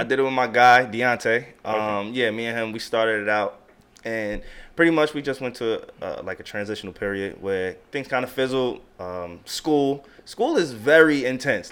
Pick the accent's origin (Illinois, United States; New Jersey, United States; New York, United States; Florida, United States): New York, United States; Long Island; also born or lived in Queens, New York / Delaware; I was born in Long Island, Long Island, New York